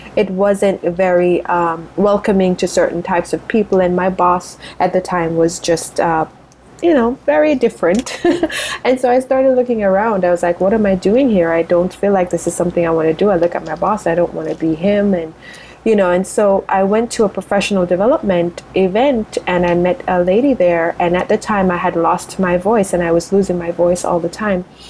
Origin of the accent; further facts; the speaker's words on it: Spur Tree, Manchester, Jamaica; now in United States; I grew up in rural Jamaica, so a town, a, a city called Manchester, a little town called Spur Tree